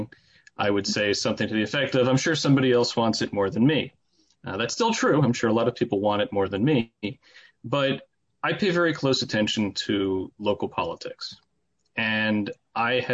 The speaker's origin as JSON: {"language": "English", "town": "Wesley Hills", "region": "New York", "country": "United States", "tie": "born or raised there", "also_born_or_lived": "Long Island", "moved": "as an adult", "lives_now": "Oceanside, United States", "said": "I grew up in Rockland County in Muncie, Wesley Hills, and moved out to Long Island for law school"}